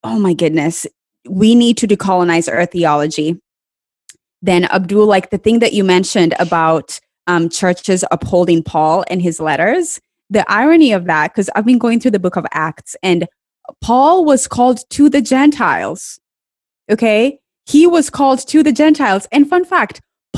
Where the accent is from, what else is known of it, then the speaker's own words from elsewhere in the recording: Kenya; I grew up in Kenya, which is maybe like 99.99% Black people.